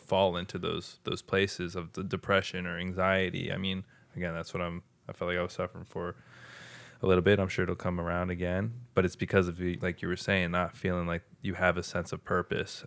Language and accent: English; United States; us as American people